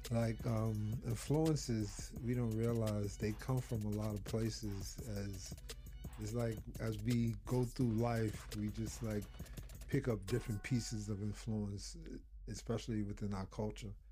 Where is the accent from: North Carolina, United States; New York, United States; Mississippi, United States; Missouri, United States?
New York, United States; New York City; I remember growing up Harlem, Bronx.